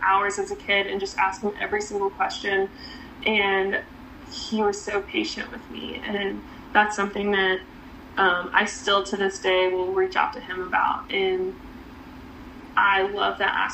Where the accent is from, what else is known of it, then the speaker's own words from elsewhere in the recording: Cary, North Carolina, United States; now in Charlotte, United States; I grew up in Cary, North Carolina